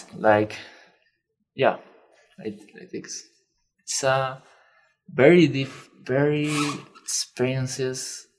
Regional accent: Peru; now in Loveland, United States; I'm from Peru. I'm part of the Latino community.

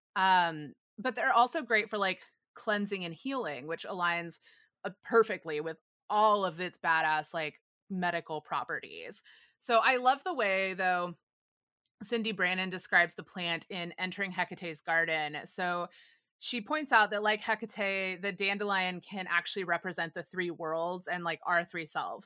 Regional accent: the South, United States; I grew up in the South

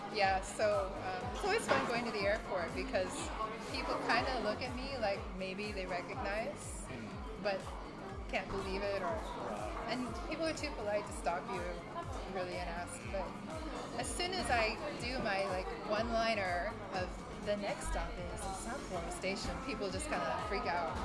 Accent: Indiana, United States; I kind of really lucked out that growing up in Indiana, Central, Midwest America, I feel I don't really have any strong accent.

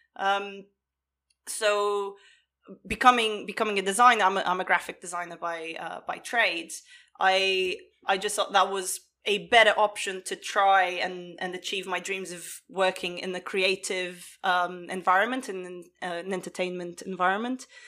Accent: Portugal; moved away; I grew up in Portugal

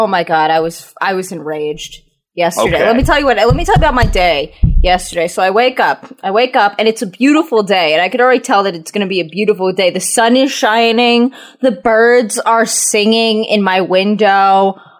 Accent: the South, United States; Now, maybe I'm just from the South, but if you're not literally injecting your kids with Coca-Cola before they go to school, you're not a good parent.

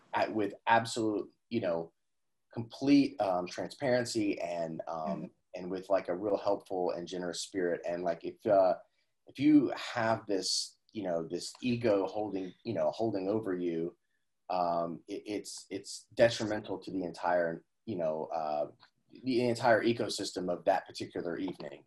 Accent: Indiana, United States; I'm from Indiana, so my my whole family were uh, grocers

